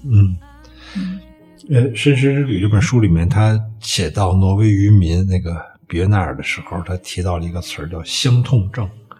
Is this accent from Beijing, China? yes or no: yes; Hepingli, Beijing, China; 我原来在那个和平里那儿展的那个画面，我们一般附近有一个一片农田，就是叫太阳公公社